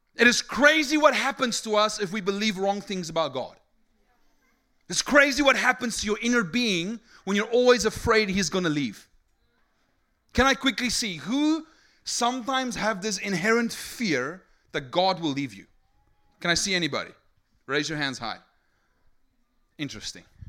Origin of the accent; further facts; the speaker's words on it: South Africa; English is a second language; I'm from South Africa. I'm E S L